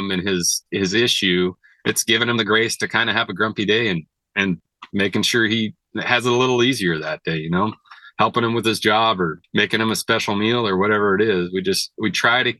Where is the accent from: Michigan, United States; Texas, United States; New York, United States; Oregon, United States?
Oregon, United States; Siletz River; I grew up on the Siletz River. It's one of the better steelhead rivers in Oregon